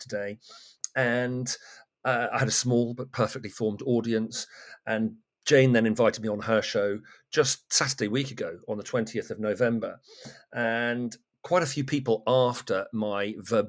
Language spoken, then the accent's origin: English; Great Torrington, South West England, United Kingdom; moved away as an adult; now in Kent, United Kingdom; I come from Devon. My mother still lives there and in our family home.